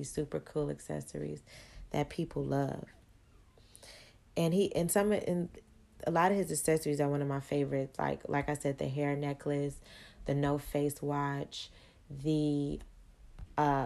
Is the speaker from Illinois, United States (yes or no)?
yes; Chicago, Illinois, United States; moved away; also born or lived in Atlanta; I'm originally from Chicago